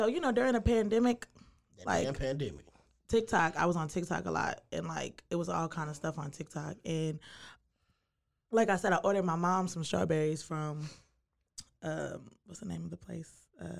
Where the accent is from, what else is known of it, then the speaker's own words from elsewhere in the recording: New York City, New York, United States; moved away; I'm from Brooklyn, New York.